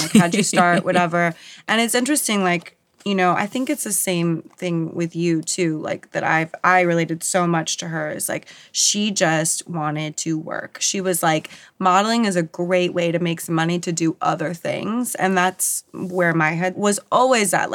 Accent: San Diego, California, United States; I grew up in San Diego and grew up in a beach culture

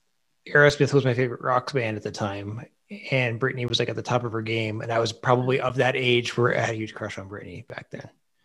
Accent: Ottawa, Ontario, Canada; also born or lived in Toronto / Tampa; I grew up in Ottawa. So I mean, I always seem to find my way back here. I did, after Toronto, I went to, it's been Tampa for about a year.

